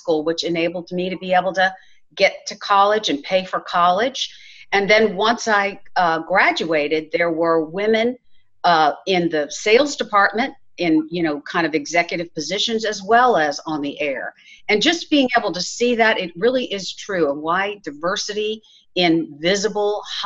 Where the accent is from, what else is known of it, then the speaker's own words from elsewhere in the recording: New Orleans, Louisiana, United States; moved away as an adult; now in Texas, United States; I'm born and raised in New Orleans, Louisiana, but I've been in Texas a long time.